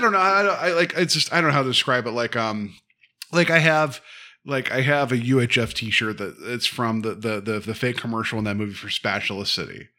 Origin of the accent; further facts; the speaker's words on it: West Virginia, United States; I'm from West Virginia